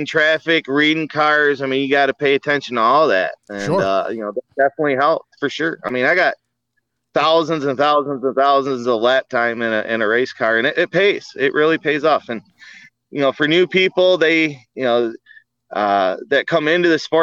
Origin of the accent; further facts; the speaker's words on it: 20 minutes south of Port Huron, Michigan, United States; We're about 20 minutes south of Port Huron, Michigan.